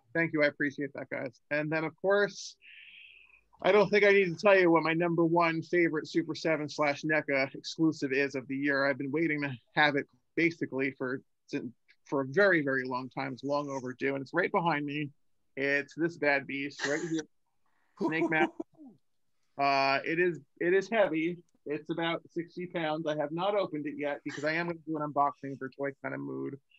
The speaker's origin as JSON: {"language": "English", "region": "New Jersey", "country": "United States", "moved": "yes", "said": "I'm from Jersey originally"}